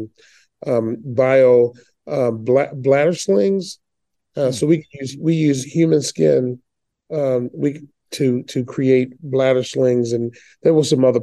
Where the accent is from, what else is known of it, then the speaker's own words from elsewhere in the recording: Baltimore, Maryland, United States; I was born in Baltimore, Maryland, in the heart of one of the most liberal cities ever built.